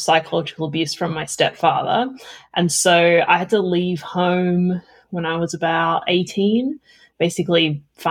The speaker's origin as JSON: {"language": "English", "town": "Melbourne", "region": "Victoria", "country": "Australia", "tie": "born or raised there", "also_born_or_lived": "London / Palo Alto", "moved": "yes", "said": "I grew up in Australia, but my parents divorced when I was 4 and my father moved to London. And so I grew up going back and forth between Melbourne and London on the plane"}